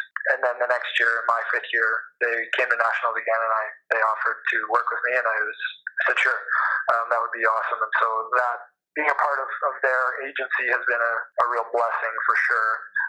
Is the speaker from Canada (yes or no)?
yes; Canada; But the Canadian volleyball landscape has just come so far in this past, let's say, 10 to 15 yea